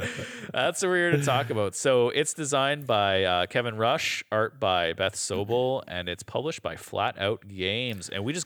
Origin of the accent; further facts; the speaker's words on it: Canada; we're Canadian on this